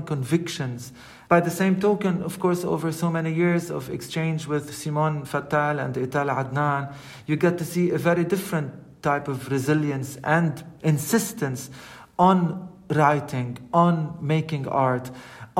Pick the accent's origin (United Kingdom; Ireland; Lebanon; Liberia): Lebanon; I mean, I'm born in Lebanon. I'm from Lebanon